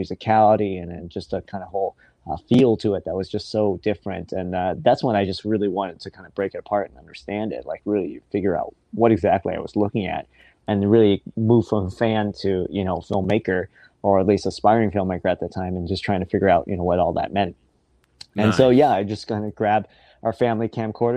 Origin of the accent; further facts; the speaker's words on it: Seattle, Washington, United States; I was the first of my family to be born here.